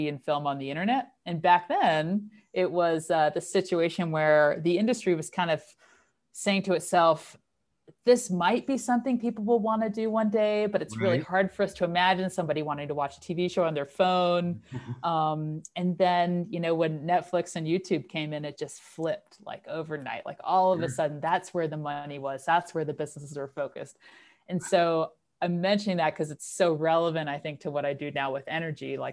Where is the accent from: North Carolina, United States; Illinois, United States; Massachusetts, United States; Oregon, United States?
North Carolina, United States; moved away as an adult; also born or lived in Netherlands; now in Carbondale, United States; I'm originally from North Carolina